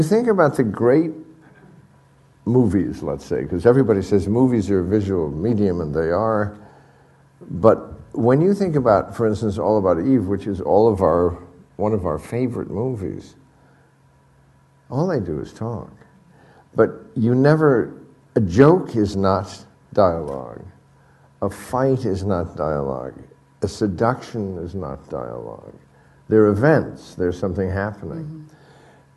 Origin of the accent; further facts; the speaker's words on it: New York, United States; also born or lived in Europe; I was in school in New York, and my parents, who, because we came over from Europe, you know, during the Nazis